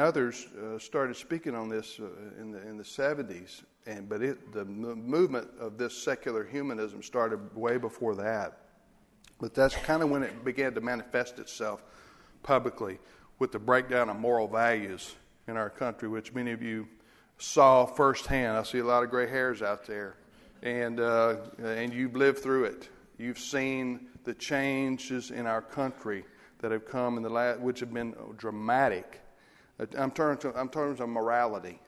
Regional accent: United States; as Americans, as American Christians

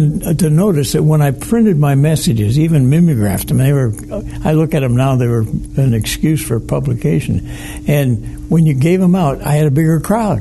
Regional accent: Detroit, Michigan, United States; I grew up in Detroit

